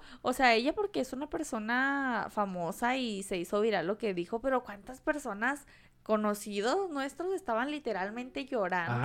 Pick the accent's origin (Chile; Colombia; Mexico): Mexico